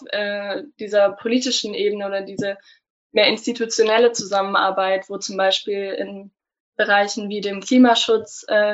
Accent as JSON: {"language": "German", "town": "Stuttgart", "region": "Baden-Württemberg", "country": "Germany", "said": "ich komme aus Stuttgart. Also ich bin eigentlich äh, Baden-Württemberg."}